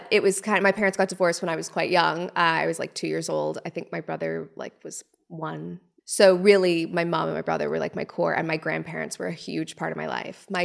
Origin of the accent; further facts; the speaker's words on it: Canada; So, from under the age of, say, 10, it was me, my mom, my brother. We lived in this little teeny tiny house.